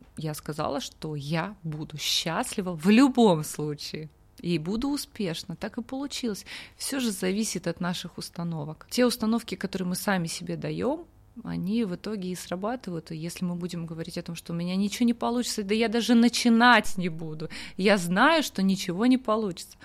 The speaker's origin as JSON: {"language": "Russian", "town": "Kursk", "region": "Kursk Oblast", "country": "Russia", "also_born_or_lived": "Mongolia", "moved": "yes", "said": "я простая девчонка из Курска"}